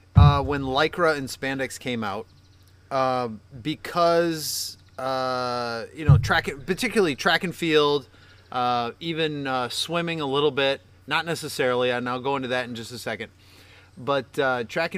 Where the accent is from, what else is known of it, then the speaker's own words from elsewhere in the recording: United States; I'm American.